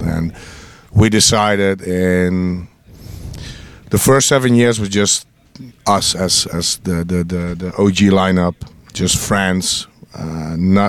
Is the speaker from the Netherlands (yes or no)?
yes; North Brabant, Netherlands; Brabant. I'm from Brabant. We're all born in villages.